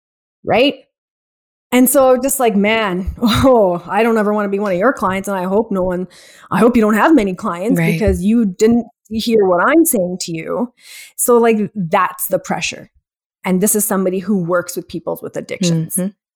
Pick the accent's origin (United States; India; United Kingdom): India; I'm Indian first and foremost, which there's so much closet alcoholism in our culture